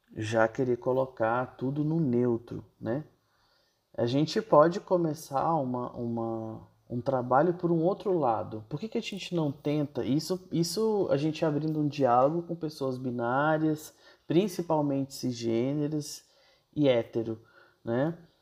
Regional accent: Brasília, Federal District, Brazil; moved away as an adult; now in São Paulo, Brazil; Sou de Brasília e moro em São Paulo já há quatro anos.

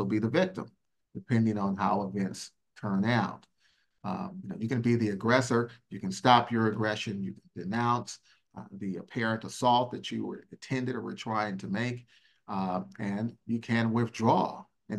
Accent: Richmond, California, United States; I grew up in Richmond, California, and in Northern California, went to public school

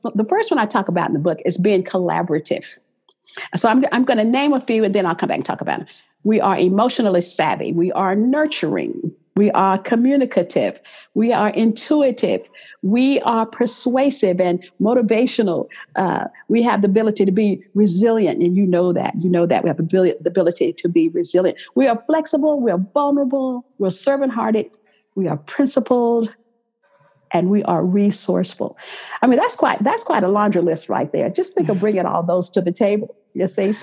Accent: Texas, United States; moved away as an adult; now in Los Angeles, United States; I grew up in the South

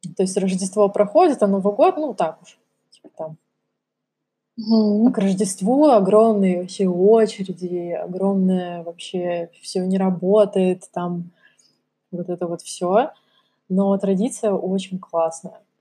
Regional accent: Kamchatka Krai, Russia; я выросла на Камчатке, да, для меня национальная еда — это красная рыба и икра. Так все прошло мое детство

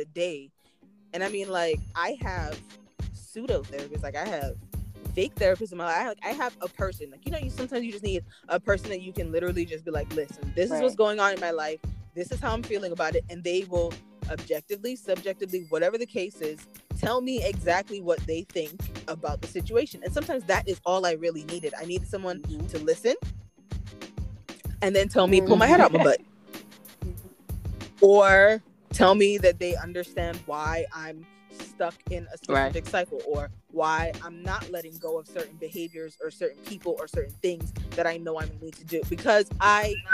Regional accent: Antigua & Barbuda; I'm Caribbean, I'm Antiguan

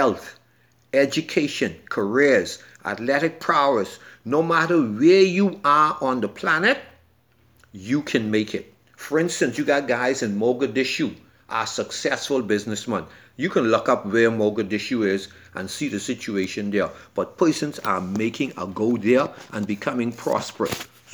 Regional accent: Bahamas; I am from the Bahamas and a Bahamian

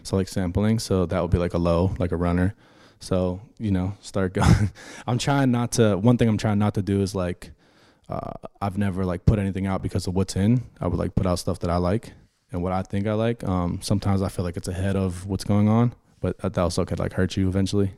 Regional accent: Pittsburgh, Pennsylvania, United States; moved away; being from Pittsburgh, that's where I grew up

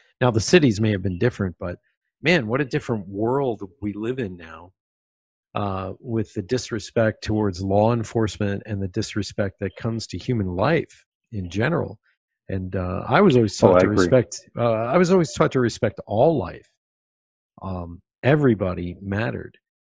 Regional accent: Pennsylvania, United States; I grew up in Pennsylvania. Everybody either fished or hunted or had guns. We grew up with guns, period.

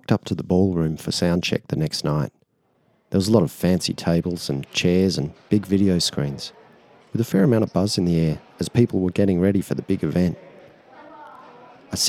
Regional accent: Australia; I'm actually there to represent my country

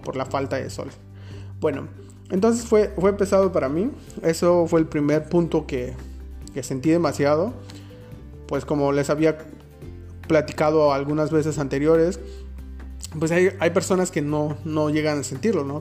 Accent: Mexico; now in Berlin, Germany; Enfermero Mexicano en Alemania

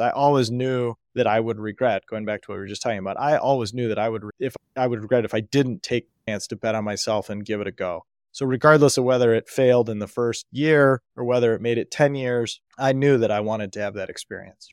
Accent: United States; I was born in America in nineteen eighty into a family that valued education

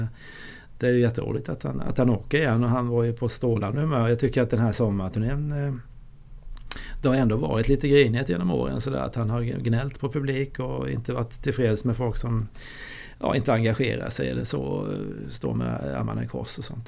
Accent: Tingsryd, Kronoberg County, Sweden; moved away; also born or lived in Switzerland; jag kommer från eh, ett ställe i, Småland, jag är född i Tingsryd

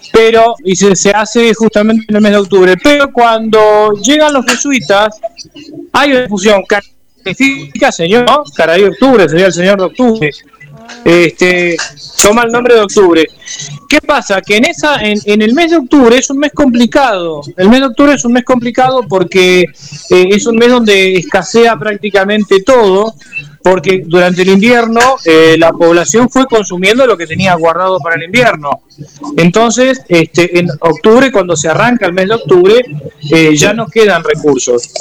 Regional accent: Chaco, Argentina; born there; Mi vieja era de Santiago del Estero, mi viejo de Misiones, yo nací en el Chaco y mi, hermano sí nació en Mar del Plata, pero es el único.

